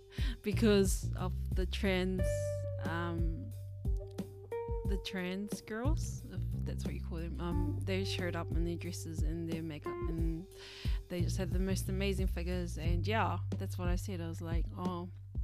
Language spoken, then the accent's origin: English; Auckland, New Zealand; I come from a Labour voting family, and I come from South Auckland